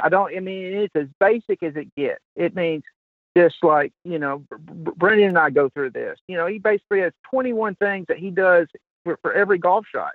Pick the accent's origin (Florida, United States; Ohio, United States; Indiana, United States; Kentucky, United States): Kentucky, United States; I'm from Kentucky